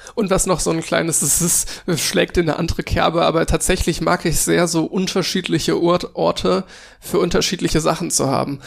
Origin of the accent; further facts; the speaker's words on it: Cologne, North Rhine-Westphalia, Germany; ich komme aus Köln, deswegen Karneval